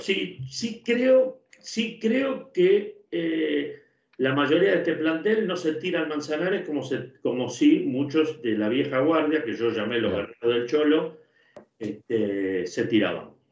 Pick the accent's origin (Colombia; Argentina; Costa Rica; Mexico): Argentina; siendo argentino